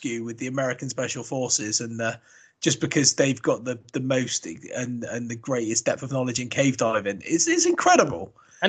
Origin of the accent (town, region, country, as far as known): Australia